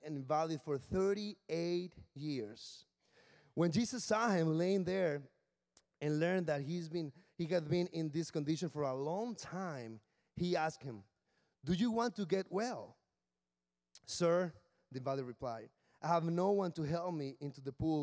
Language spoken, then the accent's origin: English; Mexicali, Baja California, Mexico; English is a second language; moved away as an adult; also born or lived in Williamsburg, Virginia; now in Washington, D.C., United States; I'm from Mexicali, which is in the border with California